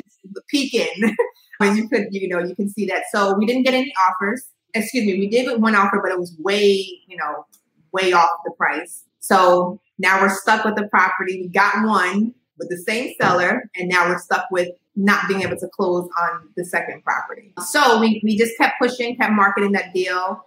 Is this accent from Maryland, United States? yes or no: yes; Montgomery County, Maryland, United States; also born or lived in New York; now in Baltimore, United States; I grew up in Maryland though, so okay. in like Montgomery County, more suburban area